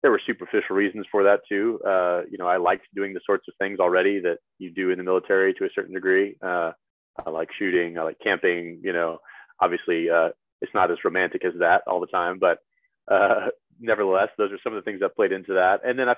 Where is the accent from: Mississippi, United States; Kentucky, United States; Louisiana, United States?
Louisiana, United States; I tell them I'm from Louisiana. And I don't have a good answer for that other than I just never picked it up.